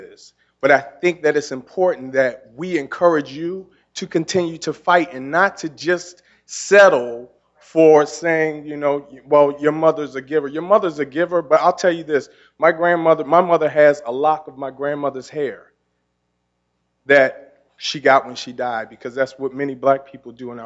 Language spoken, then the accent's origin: English; Baltimore, Maryland, United States; moved away as an adult; in a city where I grew up here, I grew up in McCullough Homes. I went to Booker T. I went to Mervo. And in a city here, and Morgan